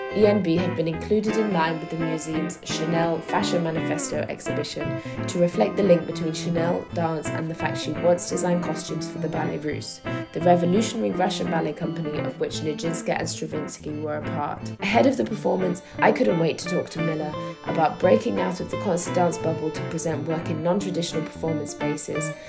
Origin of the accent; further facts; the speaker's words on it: United Kingdom; moved away as an adult; now in Berlin, Germany; I'm a British born dance writer and critic, and I've been based in Berlin, Germany since 2018